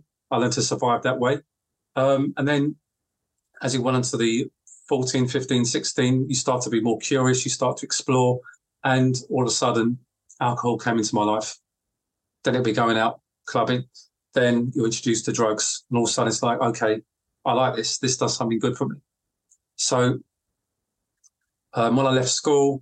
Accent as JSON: {"language": "English", "region": "London", "country": "United Kingdom", "tie": "born or raised there", "said": "when I was born in London, I came into this world from stress"}